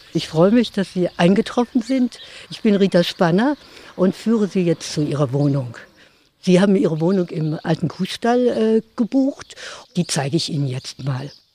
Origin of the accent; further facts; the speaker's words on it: North Rhine-Westphalia, Germany; moved away as an adult; now in Nitzow, Germany; Wir sind in Nordrhein-Westfalen Jahren sind wir aufgewachsen und haben die Schulen besucht